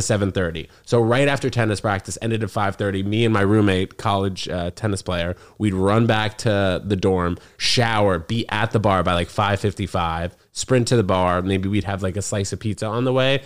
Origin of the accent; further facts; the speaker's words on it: New York City, New York, United States; also born or lived in New Brunswick; I grew up in New York City